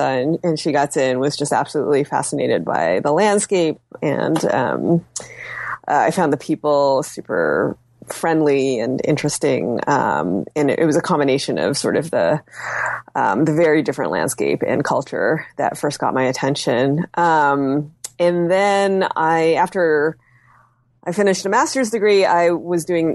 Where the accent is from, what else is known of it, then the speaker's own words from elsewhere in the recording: United States; Being Chinese American, my parents wanted me to go study some Chinese